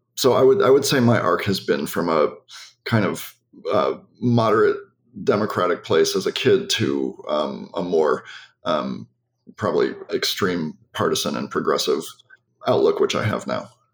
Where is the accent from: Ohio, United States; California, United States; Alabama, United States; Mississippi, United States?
Ohio, United States; Cleveland; I was uh, raised in Cleveland in a liberal family.